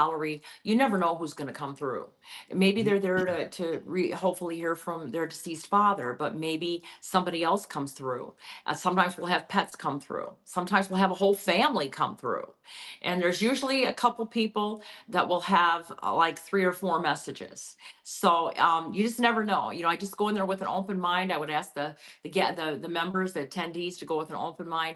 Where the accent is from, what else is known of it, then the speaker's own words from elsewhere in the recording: New Orleans, Louisiana, United States; I'm from New Orleans